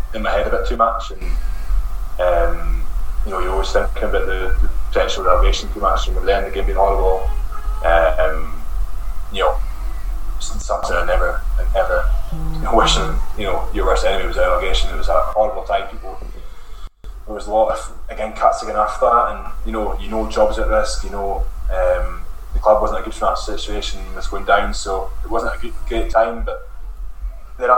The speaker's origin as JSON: {"language": "English", "area": "Black Isle", "region": "Scotland", "country": "United Kingdom", "said": "I was from the Black Isle"}